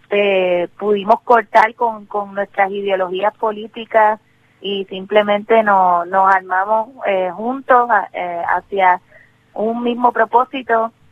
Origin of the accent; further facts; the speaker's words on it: Puerto Rico; pero también lo que pasa es que nuestra relación con Estados Unidos n